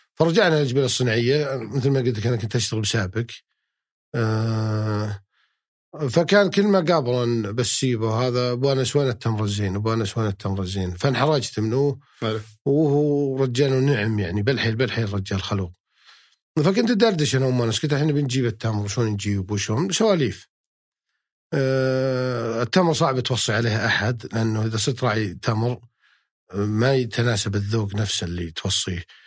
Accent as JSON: {"language": "Arabic", "town": "Unaizah", "region": "Al-Qassim", "country": "Saudi Arabia", "tie": "born or raised there", "also_born_or_lived": "Jubail, Saudi Arabia", "moved": "as an adult", "said": "يوم كنت بعنيزه قبل اطلع مدينه جبيل"}